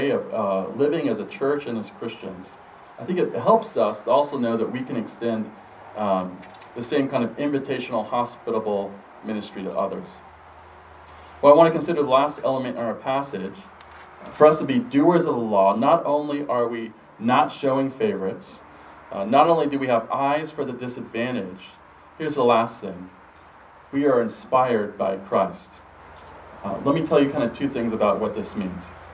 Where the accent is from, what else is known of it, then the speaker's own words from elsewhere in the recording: Colorado, United States; moved away as an adult; also born or lived in St. Louis; When I attended seminary, I was from Colorado, and I was very much a Colorado mountain guy. And I looked like it, and talked like it, and acted like it